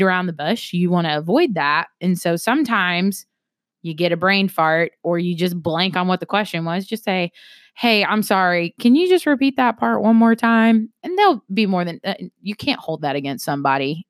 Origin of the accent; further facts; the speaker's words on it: South Carolina, United States; I am from South Carolina